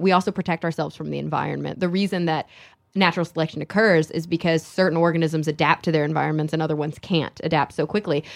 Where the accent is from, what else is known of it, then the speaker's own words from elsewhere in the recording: Texas, United States; moved away as an adult; also born or lived in Queens, New York City; I grew up in Texas